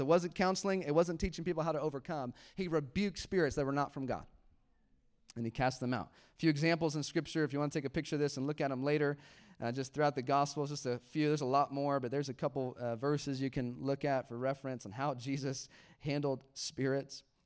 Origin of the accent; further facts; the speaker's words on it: United States; I am an American.